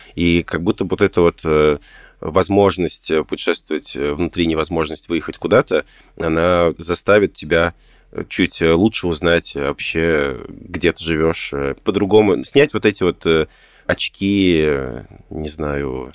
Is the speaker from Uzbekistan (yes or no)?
yes; Tashkent, Uzbekistan; moved away; я родом из Ташкента